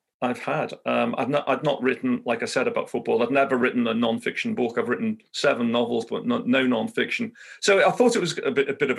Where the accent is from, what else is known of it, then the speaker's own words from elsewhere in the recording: Liverpool, North West England, United Kingdom; my life growing up in Highton in Liverpool, playing football